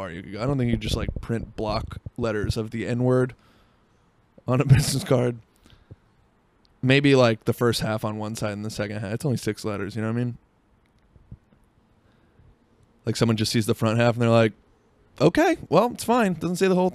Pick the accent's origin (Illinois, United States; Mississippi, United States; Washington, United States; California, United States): Washington, United States; Seattle; I was from Seattle